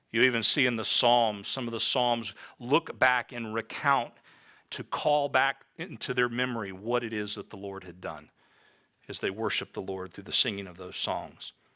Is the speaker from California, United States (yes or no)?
no; Tampa, Florida, United States; I grew up in Tampa, Florida